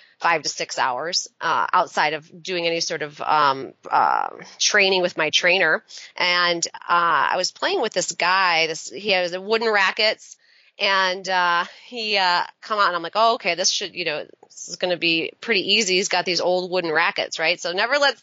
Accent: right outside of Ann Arbor, Michigan, United States; now in Washington, D.C., United States; I grew up in Michigan and right outside of Ann Arbor

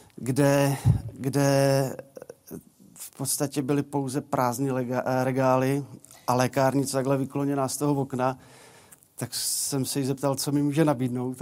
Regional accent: Polička, Vysočina Region, Czechia; moved away as an adult; now in Hradec Králové, Czech Republic; já jsem rodák z Poličky z Vysočiny, tam jsem žil 18 let

